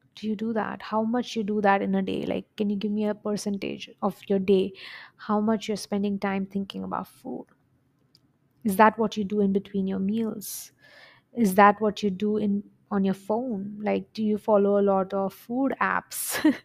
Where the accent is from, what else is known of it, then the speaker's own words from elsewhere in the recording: India; now in United Arab Emirates; I'm an Indian by origin. We live in U A E, Middle East, and I go home, like, my family is in India